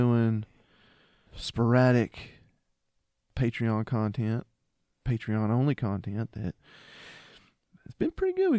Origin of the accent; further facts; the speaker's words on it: the South, United States; I'm from the South.